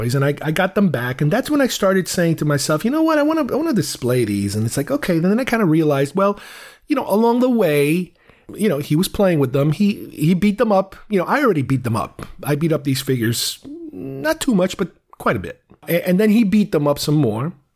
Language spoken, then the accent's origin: English; United States; I grew up in the States, you know, from 79 to late 80s, early 90s